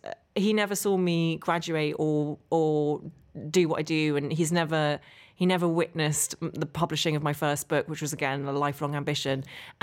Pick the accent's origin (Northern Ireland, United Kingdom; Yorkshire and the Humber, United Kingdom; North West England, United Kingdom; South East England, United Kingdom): Northern Ireland, United Kingdom; Derry; You can't hear it in my accent, but I actually grew up just outside Derry.